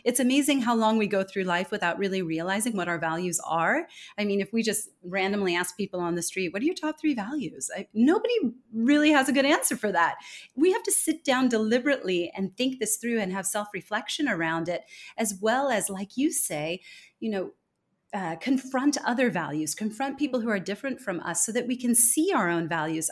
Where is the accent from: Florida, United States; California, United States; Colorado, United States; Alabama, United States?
California, United States; moved away as an adult; also born or lived in Denmark; now in Singapore; I was born and raised in California, but I've spent the last twenty years living abroad